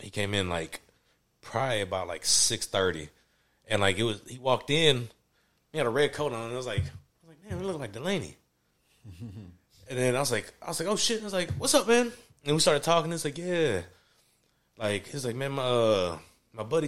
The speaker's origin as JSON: {"language": "English", "town": "Nashville", "region": "Tennessee", "country": "United States", "tie": "born or raised there", "also_born_or_lived": "Woodbine, Nashville", "said": "Grew up in Woodbine, and I was raised in Antioch. So I'm, you know what I'm saying, I'm a native"}